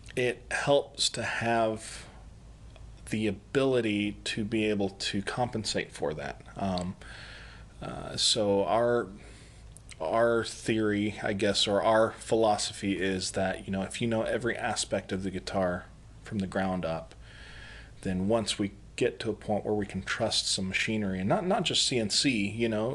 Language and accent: English; El Paso, Texas, United States; now in South Carolina, United States; I'm originally from El Paso, Texas